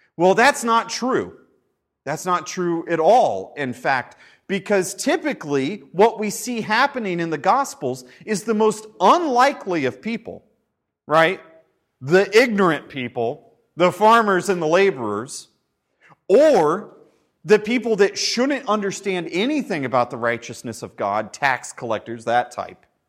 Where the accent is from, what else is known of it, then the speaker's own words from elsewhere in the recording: United States; we're Americans